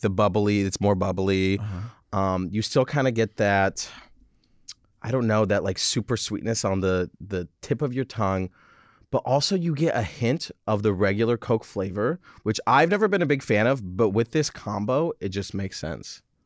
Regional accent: Michigan, United States; moved away; also born or lived in France; my mom French, dad is American. Mm-hmm. And I grew up in Michigan

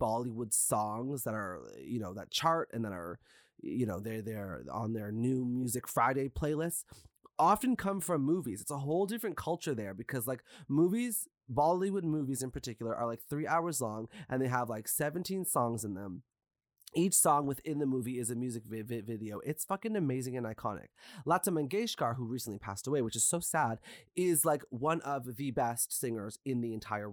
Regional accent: Canada; I'm a Canadian person. My parents are Guyanese, but my ancestors are from India

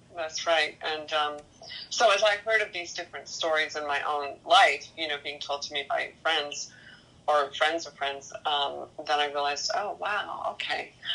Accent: Maine, United States; moved away; also born or lived in New York; I am originally from Maine. Yes, my ancestors go way back to 1603

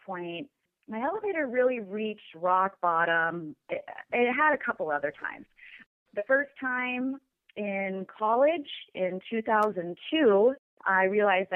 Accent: Pacific Northwest, United States; I'm from the Pacific Northwest. I live in Washington State

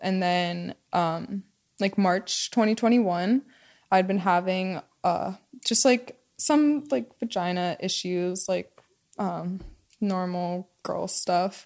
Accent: Pennsylvania, United States; moved away; I grew up in Pennsylvania

